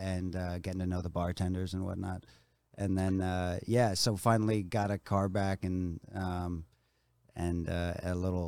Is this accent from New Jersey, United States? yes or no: yes; New Brunswick, New Jersey, United States; moved away as an adult; now in Los Angeles, United States; I was born and raised in New Jersey.